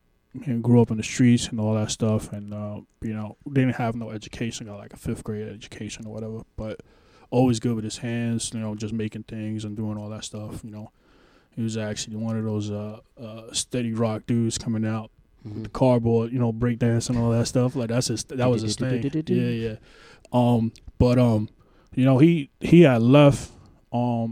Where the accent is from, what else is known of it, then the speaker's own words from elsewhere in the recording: New York City, New York, United States; I grew up in Spanish Harlem, but on Pleasant Avenue